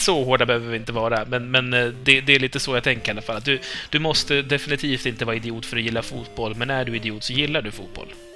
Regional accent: Uppsala, Uppsala County, Sweden; jag kommer från Uppsala

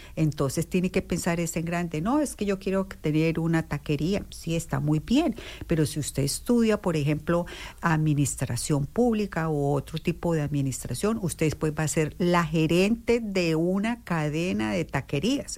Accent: Durania, Norte de Santander, Colombia; moved away as an adult; also born or lived in Bogotá, Colombia; now in Bloomington, United States; soy originalmente de Colombia, de un pueblito muy pequeño de Colombia que queda en todo el límite con Venezuela. El nombre del pueblo es Durania, en el departamento de Norte de Santander

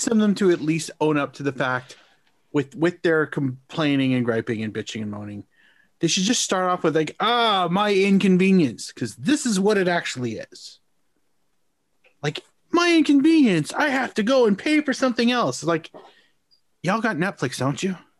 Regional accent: Canada; as a Canadian soccer fan myself

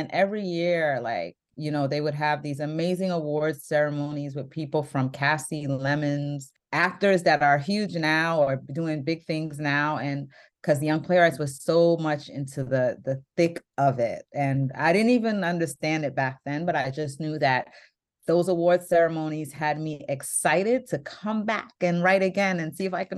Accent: New York City, New York, United States; I was from Brooklyn.

